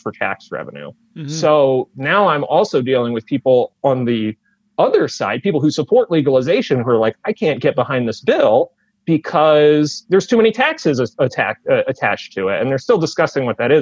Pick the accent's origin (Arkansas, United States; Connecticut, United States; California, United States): Connecticut, United States; Northeast; I'm from Northeast Connecticut